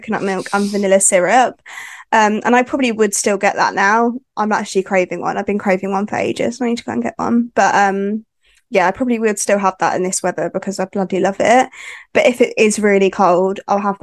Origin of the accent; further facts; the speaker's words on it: West Sussex, South East England, United Kingdom; I am from West Sussex. So yeah, little village in West Sussex.